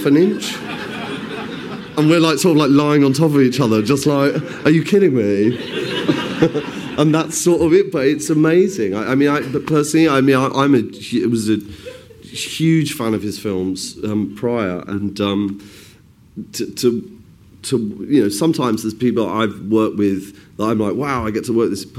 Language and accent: English; West Midlands, United Kingdom; I grew up in sort of the Midlands, and my mum would take me shopping in Birmingham